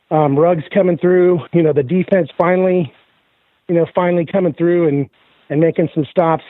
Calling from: Boise, Idaho, United States; I'm calling from Boise.

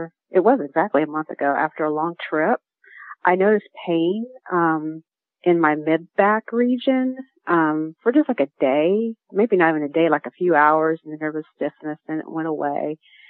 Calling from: Sandy Springs, Georgia, United States; I'm calling from Georgia. I'm in Atlanta.

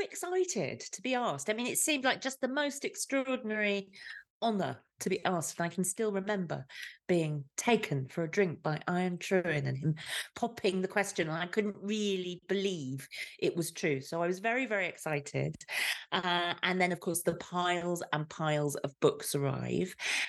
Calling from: Leinster, Ireland; I'm joining you from the hills of Southeast Ireland of County Kilkenny.

